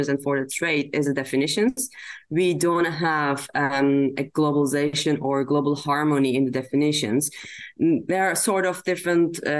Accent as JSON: {"language": "English", "country": "Turkey", "said": "I am from Turkey."}